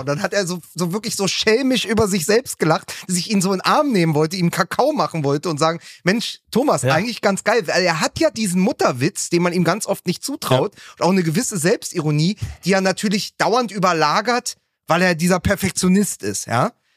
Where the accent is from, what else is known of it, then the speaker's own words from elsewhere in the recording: Berlin, Germany; meiner Heimatstadt Berlin